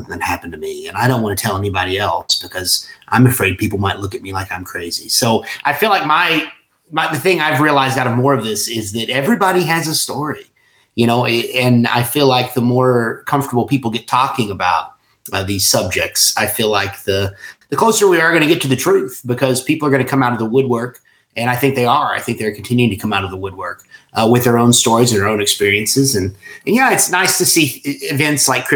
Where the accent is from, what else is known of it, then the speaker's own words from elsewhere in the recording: Somerset, Kentucky, United States; this is where I grew up, you know, born and raised right in the heart of this